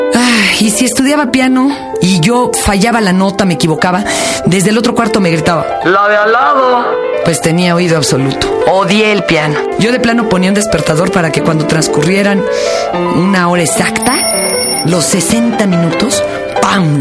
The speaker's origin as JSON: {"language": "Spanish", "region": "Mexico City", "country": "Mexico", "tie": "born or raised there", "said": "De chica viví en Polanco y en la Glorita Chilpancingo"}